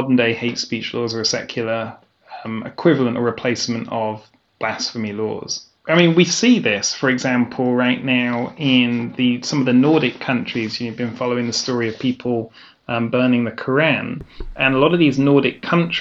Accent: England, United Kingdom; moved away as an adult; now in Vienna, Austria; I'm a Brit.

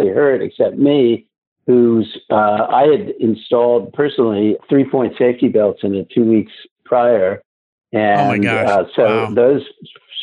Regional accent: Leonia, New Jersey, United States; also born or lived in Brooklyn, New York; we moved from Brooklyn and wound up in the sleepy hamlet of Leonia, New Jersey

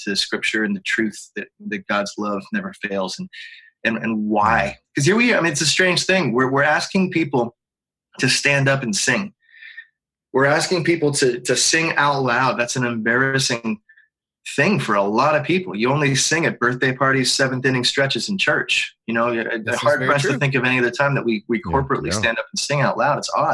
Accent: Pittsburgh, Pennsylvania, United States; moved away as an adult; also born or lived in Atlanta, Georgia; I grew up in Pittsburgh

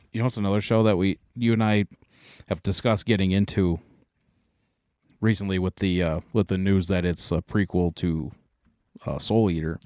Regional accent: United States; we are American

